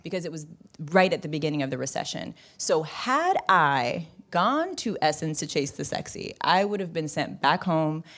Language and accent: English; Bay Area, California, United States; moved away; I'm from the Bay Area